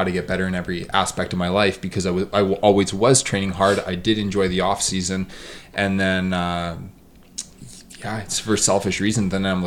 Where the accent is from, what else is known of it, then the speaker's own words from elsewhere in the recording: Edmonton, Alberta, Canada; also born or lived in Vernon, BC; my hometown is Edmonton